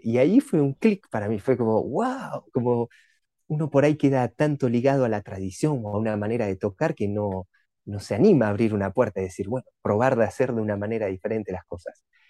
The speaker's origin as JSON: {"language": "Spanish", "region": "Buenos Aires", "country": "Argentina", "moved": "as an adult", "lives_now": "Paris, France", "said": "estoy viviendo en París ya hace ocho años, pero vengo de Argentina"}